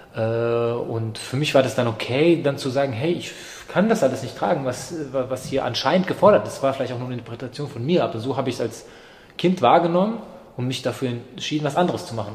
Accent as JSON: {"language": "German", "country": "Germany", "tie": "born or raised there", "also_born_or_lived": "Yugoslavia", "said": "ich bin 91 in Jugoslawien geboren, das ist sozusagen der Zusammenhang. Ähm, ich bin dann ab 91 auch in Deutschland aufgewachsen"}